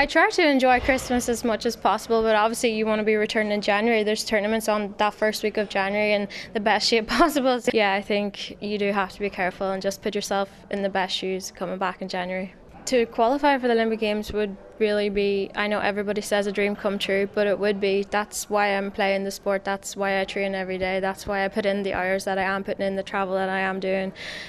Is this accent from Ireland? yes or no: yes; Donegal, Ulster, Ireland; now in Dublin, Ireland; I'm from Donegal, so I've obviously had to make a move to Dublin